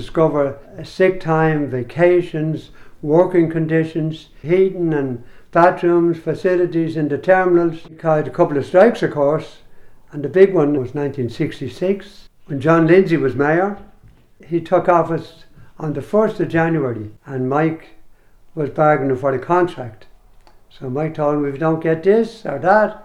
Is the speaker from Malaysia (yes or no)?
no; Dublin, Leinster, Ireland; moved away; also born or lived in New York; I was born in Ringsend, in Gaelic you call it Ringwirthen